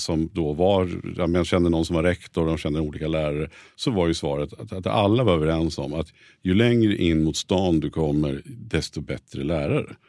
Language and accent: Swedish; Nyköping, Södermanland, Sweden; moved away as an adult; now in Stockholm, Sweden; jag är från Nyköping från början